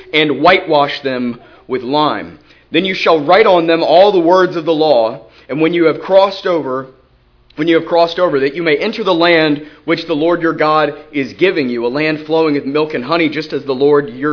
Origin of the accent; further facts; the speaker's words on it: Charleston, South Carolina, United States; I'm from Charleston, South Carolina.